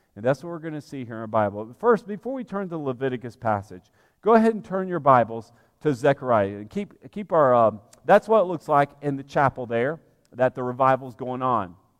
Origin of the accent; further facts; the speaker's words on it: Alabama, United States; moved away as an adult; also born or lived in Georgia / New Orleans, Louisiana; now in Lexington, United States; I grew up in the Deep South, in Alabama